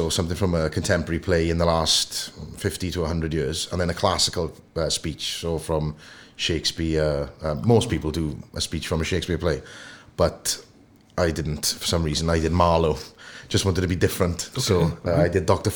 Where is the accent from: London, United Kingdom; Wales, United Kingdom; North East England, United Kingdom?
Wales, United Kingdom; Port Talbot; I'm from Sam Fields, born and bred. Went to Sam Fields Comp.